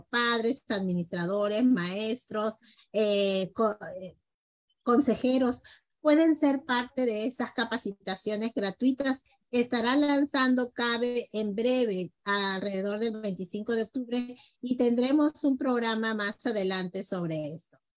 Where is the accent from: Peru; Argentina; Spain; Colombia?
Peru; now in Mexico; Somos peruanos, pero ya estamos adoptados por todos nuestros amigos mexicanos